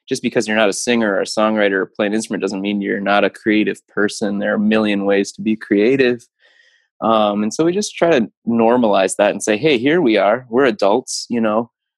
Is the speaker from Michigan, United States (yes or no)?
yes; Keweenaw Peninsula, Upper Peninsula of Michigan, United States; moved away as an adult; now in Kalamazoo, United States; I grew up in the Keweenaw Peninsula of Michigan, in the Upper Peninsula